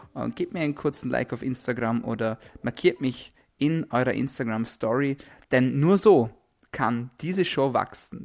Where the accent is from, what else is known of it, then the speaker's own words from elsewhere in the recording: Austria; bei uns in Österreich